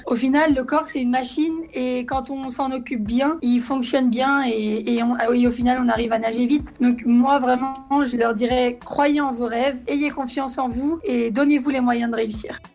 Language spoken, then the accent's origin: French; Lyon, Auvergne-Rhône-Alpes, France; je suis née ici à Lyon.